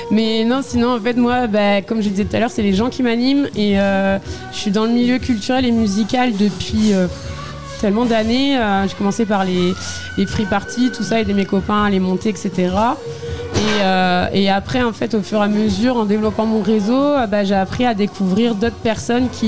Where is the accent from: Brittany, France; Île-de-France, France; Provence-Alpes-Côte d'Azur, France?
Brittany, France; Morlaix; Euh, ouais, ouais, parce que je suis de Morlaix de base. Et après, c'est vrai que je connais pas mal Morlaix